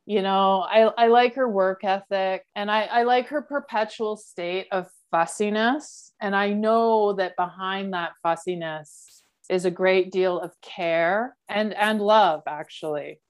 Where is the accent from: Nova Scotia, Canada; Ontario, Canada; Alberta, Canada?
Alberta, Canada; Calgary; moved away; I grew up in Calgary